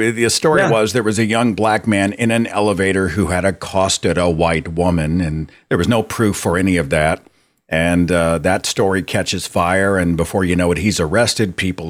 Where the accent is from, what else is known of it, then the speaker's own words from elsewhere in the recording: Tulsa, Oklahoma, United States; I'm born and raised in Tulsa, Oklahoma.